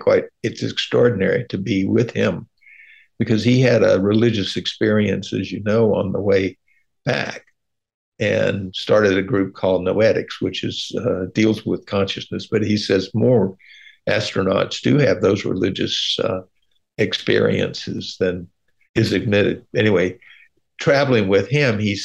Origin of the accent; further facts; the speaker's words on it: Atlanta, Georgia, United States; I grew up in Atlanta